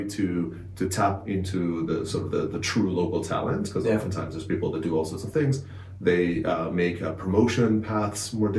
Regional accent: Israel; moved away as an adult; also born or lived in Canada; now in London, United Kingdom; I'm born and raised in Israel, went through the cyber parts of the Israeli army

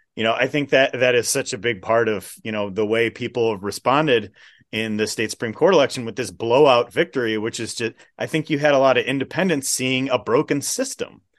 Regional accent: Waukesha County, Wisconsin, United States; I grew up in Waukesha County

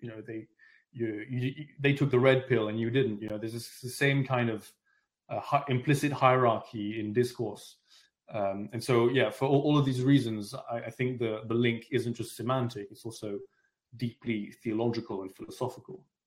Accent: London, United Kingdom; also born or lived in France; I'm French, but I, I grew up in London.

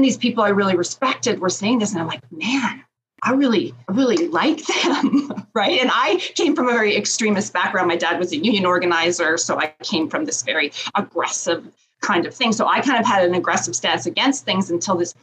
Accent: Canada; I'm Canadian

